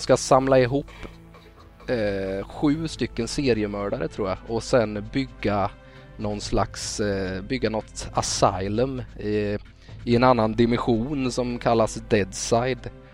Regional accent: Västervik, Kalmar County, Sweden; moved away; Jag kommer ju från Västervik från början

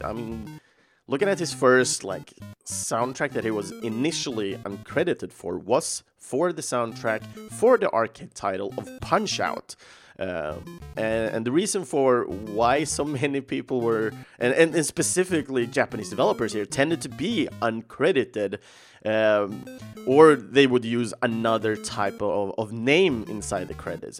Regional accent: Sweden; English is a second language; young, don't understand that much English, uh, growing up in Sweden

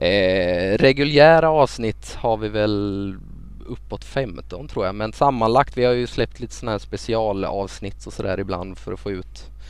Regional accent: Småland, Sweden; Jag är ju smålänning

